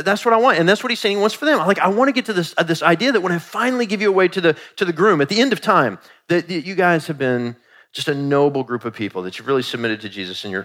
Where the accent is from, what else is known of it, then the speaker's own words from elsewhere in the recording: Kansas City, Missouri, United States; So Kansas City is actually my hometown. I was born in Kansas City, Missouri, at St. Joseph's Medical Center